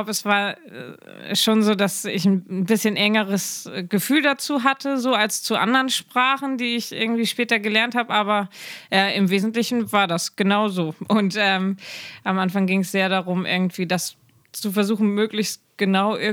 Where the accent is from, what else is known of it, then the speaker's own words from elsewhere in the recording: Schleswig-Holstein, Germany; first language German; ich bin in Schleswig-Holstein aufgewachsen